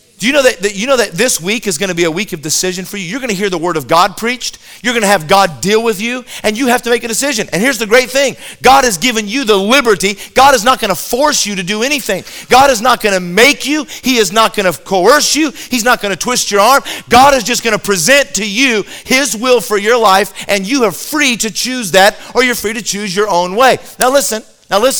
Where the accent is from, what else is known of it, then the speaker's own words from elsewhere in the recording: Colorado, United States; I grew up in Colorado